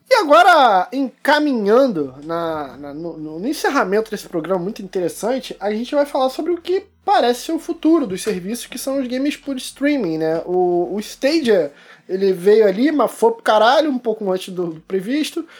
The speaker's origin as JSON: {"language": "Portuguese", "region": "Rio de Janeiro", "country": "Brazil", "said": "Eu sou carioca"}